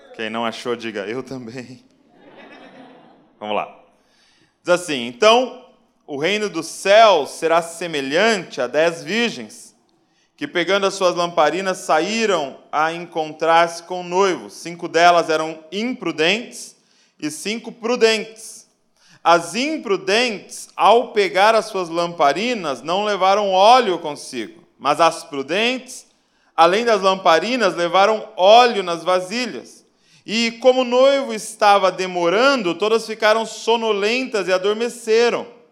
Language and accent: Portuguese; Bragança Paulista, São Paulo, Brazil; sou lá de Bragança Paulista, interior de São Paulo